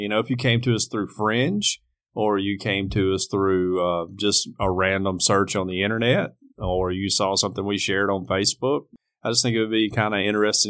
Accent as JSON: {"language": "English", "region": "the South", "country": "United States", "accent": "heavy Southern", "said": "I'm heavy Southern, too."}